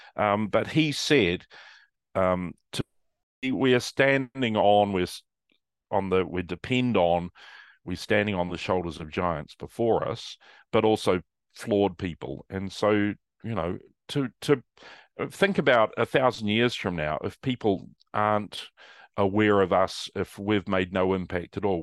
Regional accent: New Zealand; moved away as an adult; also born or lived in Manchester, United Kingdom; now in Melbourne, Australia; I went to university in Wellington in New Zealand, I'm a Kiwi

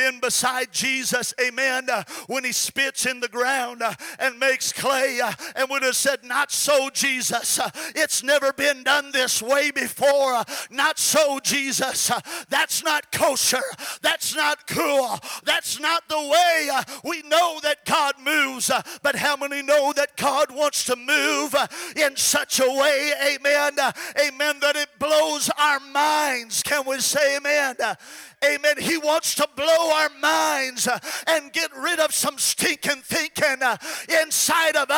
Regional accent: Goshen, California, United States; that little church in Goshen, California, which is where I'm from and where I got the Holy Ghost

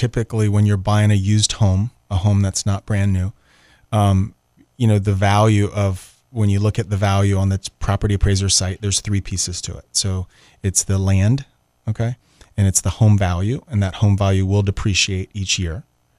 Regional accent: Atlanta, Georgia, United States; driving is not that big of a deal because I came from Atlanta and everywhere I drove is 45 minutes, you know?

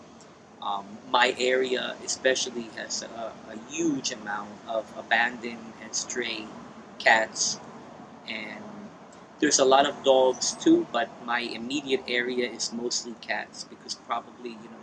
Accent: United States; moved away as an adult; also born or lived in New Jersey / New York City; now in San Juan, Puerto Rico; I am originally from New Jersey and New York City

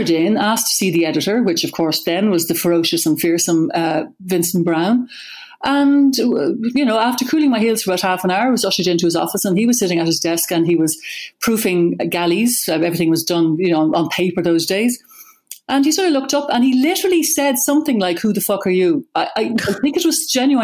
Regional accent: Dún Laoghaire, Leinster, Ireland; also born or lived in New York; I grew up in Dunleary

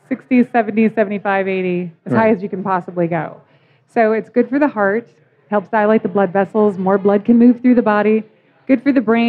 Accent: Seattle, Washington, United States; also born or lived in Kalispell, Montana, United States; now in Colorado, United States; Grew up in Seattle and then also in Montana. Kalispell, Montana

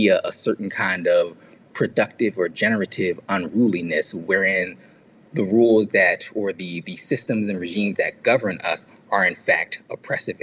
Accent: Philadelphia, Pennsylvania, United States; the people I grew up around in Philly

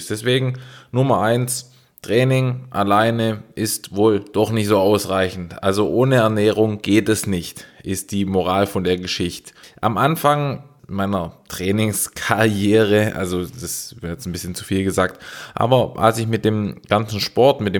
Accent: Baden-Württemberg, Germany; ich bin Schwabe

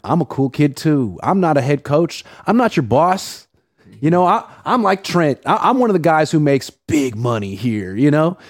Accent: Oakland, California, United States; I'm from Oakland, California.

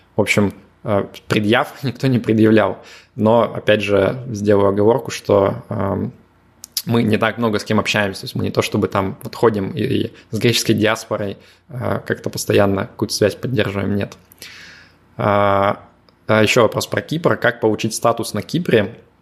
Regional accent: Yekaterinburg, Sverdlovsk Oblast, Russia; also born or lived in Moscow; now in Limassol, Cyprus; Екатеринбурга, откуда я родом

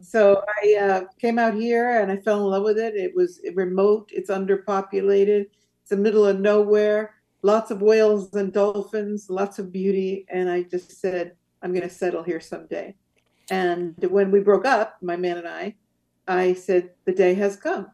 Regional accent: San Francisco Bay Area, California, United States; moved away as an adult; also born or lived in Rome, Italy; now in Azores, Portugal; I grew up in the uh, San Francisco Bay Area.

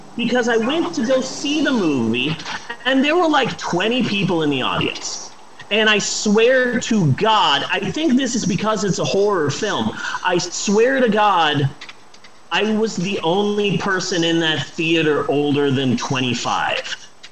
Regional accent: United States; Me being an American

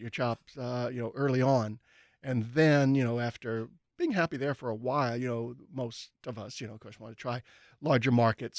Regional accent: New Orleans, Louisiana, United States; moved away; I grew up in New Orleans and I wanted to stay, you know, in New Orleans or in the area

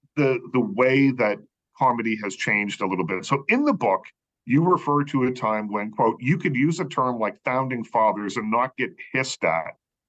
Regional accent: Liverpool, Nova Scotia, Canada; I know when I was growing up in Nova Scotia

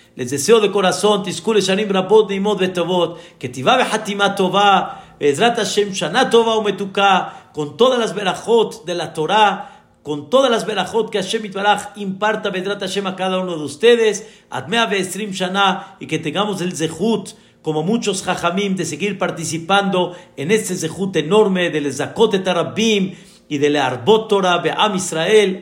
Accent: Mexico; como decimos acá en México

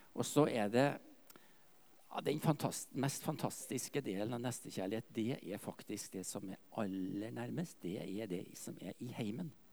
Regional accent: Trøndelag, Norway; moved away; Jeg er jo fra Nord-Trøndelag, egentlig. Slekter fra Verdalen, Stiklestad

